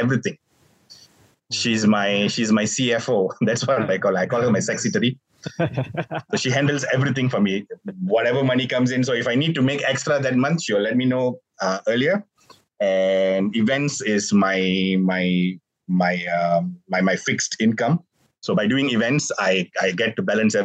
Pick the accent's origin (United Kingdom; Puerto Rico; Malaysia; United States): Malaysia; here in Malaysia